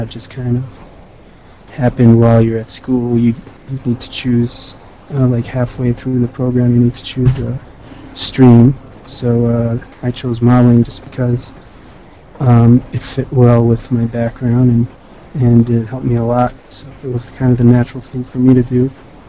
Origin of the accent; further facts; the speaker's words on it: Israel; Well, I came from Israel to VFS after learning classical art and painting.